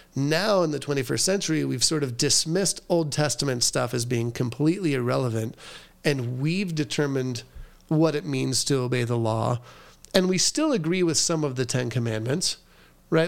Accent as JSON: {"language": "English", "region": "Southern California", "country": "United States", "tie": "born or raised there", "said": "I grew up in Southern California"}